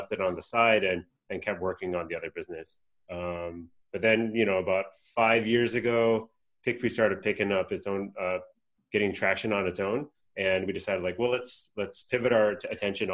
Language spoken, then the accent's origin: English; Southern California, United States; I was born and raised in Southern California.